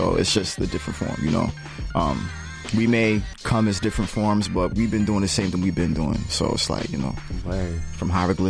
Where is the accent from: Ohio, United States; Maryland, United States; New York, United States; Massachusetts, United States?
Massachusetts, United States; Lynn; also born or lived in Mattapan; My foundation, my hometown is in Lynn, you know what I'm saying? And Lynn has its own feel, its own vibe.